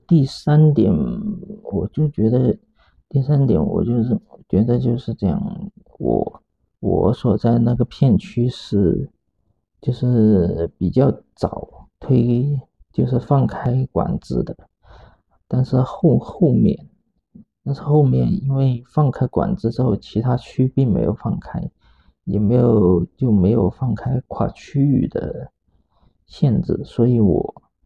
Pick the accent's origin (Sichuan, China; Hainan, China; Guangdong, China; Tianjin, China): Guangdong, China; 本身就是从外省过来的，然后我是在广东长大，出生长大的